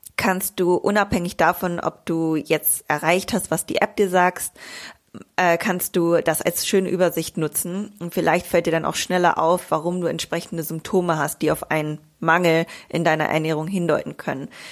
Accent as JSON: {"language": "German", "town": "Bielefeld", "region": "North Rhine-Westphalia", "country": "Germany", "tie": "born or raised there", "moved": "yes", "lives_now": "Greece", "said": "in meiner Heimat in Bielefeld"}